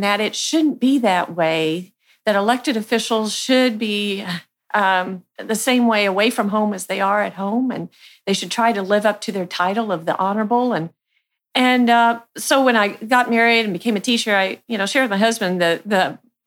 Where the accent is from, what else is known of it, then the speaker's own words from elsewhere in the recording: Archie, Missouri, United States; I grew up on a farm just north of Archie, Missouri